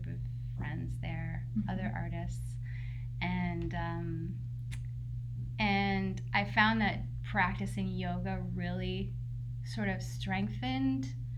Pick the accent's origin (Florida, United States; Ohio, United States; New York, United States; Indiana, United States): New York, United States; New York City; also born or lived in Philadelphia / Woodstock / Hudson; now in Beacon, United States; I grew up in New York City